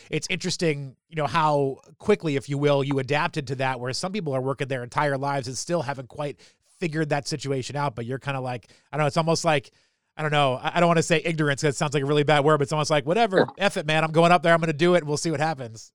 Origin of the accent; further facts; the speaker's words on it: New England, United States; I grew up in New England